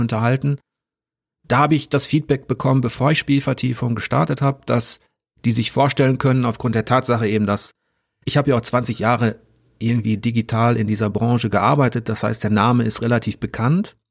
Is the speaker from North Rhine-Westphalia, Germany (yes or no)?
yes; North Rhine-Westphalia, Germany; als Westfale